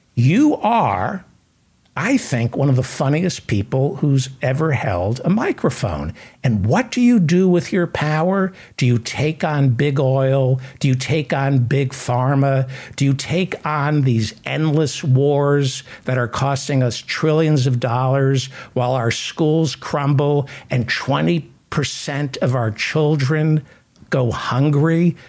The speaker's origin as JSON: {"language": "English", "town": "San Francisco", "region": "California", "country": "United States", "moved": "yes", "said": "I'm from San Francisco. I spent 12 years in San Francisco."}